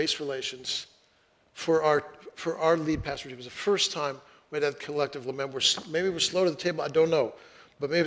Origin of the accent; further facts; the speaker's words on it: Fresno, California, United States; now in Seattle, United States; I grew up in Fresno, California, and in the middle of the city